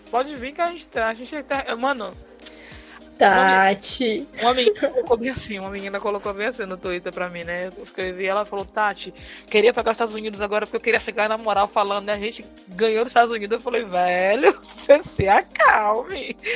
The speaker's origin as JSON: {"language": "Portuguese", "region": "Northeast Region", "country": "Brazil", "said": "porque a gente é do Nordeste."}